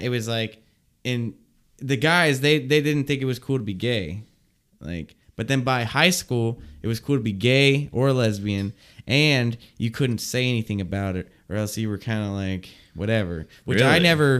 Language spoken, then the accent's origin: English; Midwest, United States; We're from the Midwest, like, and so